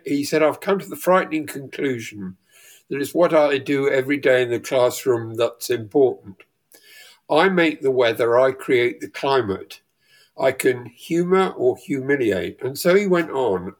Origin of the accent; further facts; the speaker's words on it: rural Leicestershire, East Midlands, United Kingdom; I grew up in Le- rural Leicestershire